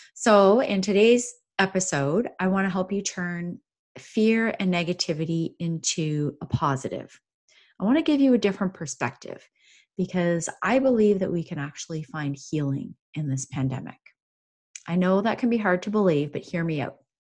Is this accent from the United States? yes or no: no; Canada; I'm from Canada